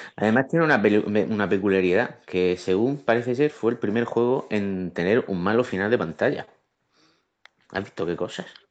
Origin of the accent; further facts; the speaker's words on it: Region of Murcia, Spain; que soy de Murcia